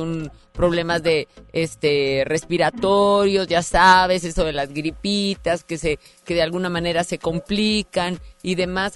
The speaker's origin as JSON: {"language": "Spanish", "town": "Monterrey", "region": "Nuevo León", "country": "Mexico", "said": "como regios"}